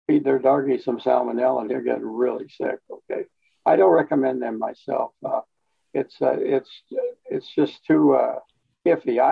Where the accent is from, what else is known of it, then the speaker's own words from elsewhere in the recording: East St. Louis, Illinois, United States; moved away as an adult; also born or lived in Colorado / Newfoundland; now in Hot Springs Village, United States; We moved back to East St. Louis, and my mom raised us there in that area